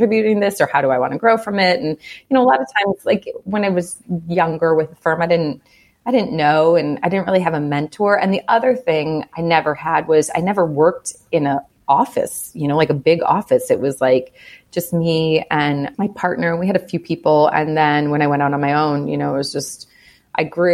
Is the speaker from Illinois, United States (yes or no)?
yes; Chicago, Illinois, United States; also born or lived in Evanston; I'm from Chicago